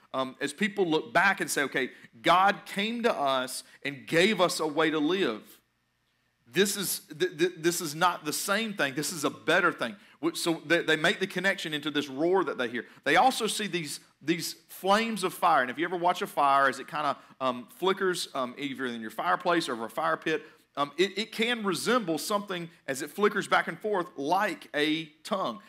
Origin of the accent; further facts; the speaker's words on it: Johnson City, Tennessee, United States; I was born in Johnson City, Tennessee